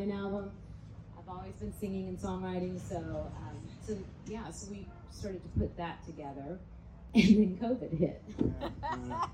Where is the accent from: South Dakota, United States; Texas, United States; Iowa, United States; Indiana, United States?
Indiana, United States; moved away as an adult; also born or lived in Chicago; I'm from Indiana. You asked where we're from. I'm a Hoosier, but I moved away from Indiana very quickly when I was 18.